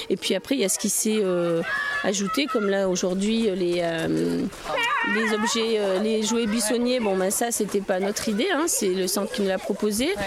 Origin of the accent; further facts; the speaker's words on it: Puy-de-Dôme, Auvergne-Rhône-Alpes, France; moi je suis du Puy de Dôme